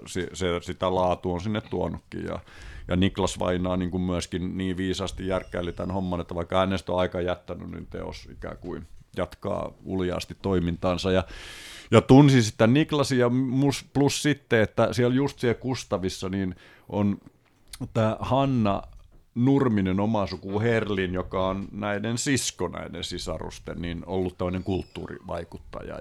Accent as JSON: {"language": "Finnish", "town": "Paimio", "region": "Southwest Finland", "country": "Finland", "tie": "born or raised there", "moved": "as an adult", "said": "me ollaan Paimiosta kotosi"}